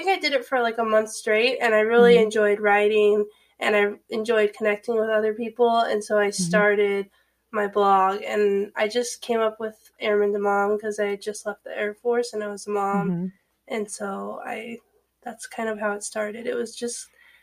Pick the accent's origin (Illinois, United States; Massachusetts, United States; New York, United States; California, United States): California, United States; Fresno; moved away as an adult; also born or lived in New Mexico / Ohio; now in Virginia, United States; I grew up in Fresno, California